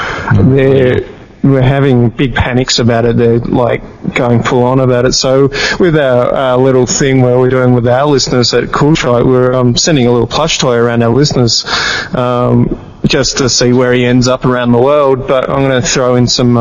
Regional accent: Tasmania, Australia; we're an island state below the rest of the mainland of Australia

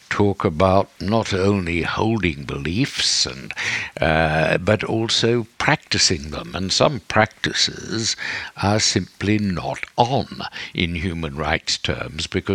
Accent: Australia; I grew up in Australia, where in the 50s and 60s, where the churches were very strong and very repressive

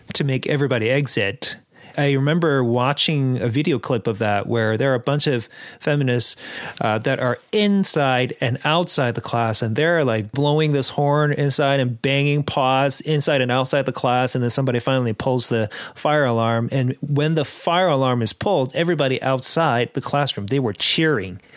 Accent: Abbotsford, British Columbia, Canada; I'm from Abbotsford, where it, there are lots of Mennonites

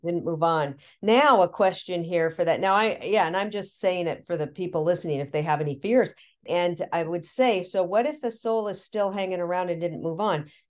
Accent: Seattle, Washington, United States; I'm from Seattle.

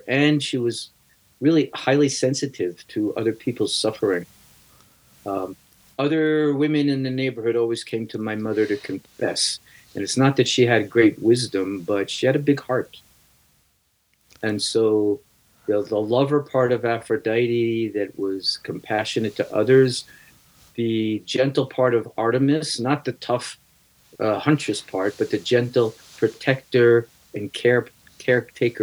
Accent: New York City, New York, United States; I grew up in New York City

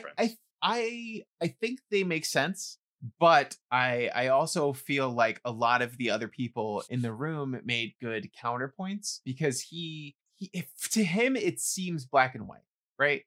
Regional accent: New York City, New York, United States; someone growing up in the Bronx

